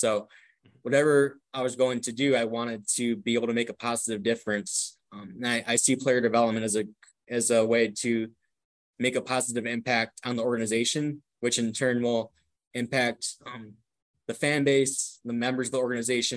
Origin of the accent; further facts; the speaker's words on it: Milwaukee, Wisconsin, United States; growing up in Milwaukee, Wisconsin, I was fortunate to attend Brewers games